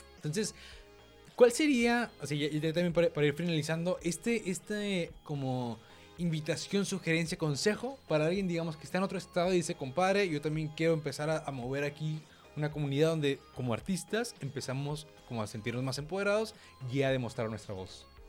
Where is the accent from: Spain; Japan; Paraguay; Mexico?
Mexico; Monterrey, Nuevo León; somos regios